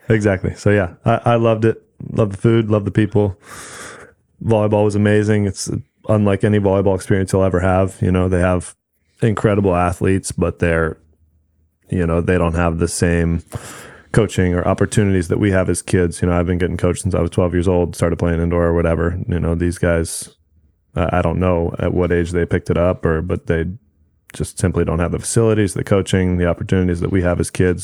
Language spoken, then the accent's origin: English; Newport Beach, California, United States; I grew up in Newport Beach